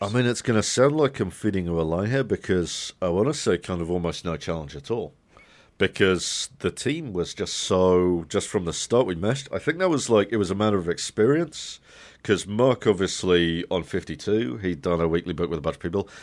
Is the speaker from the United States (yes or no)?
no; United Kingdom; as a kid growing up in Britain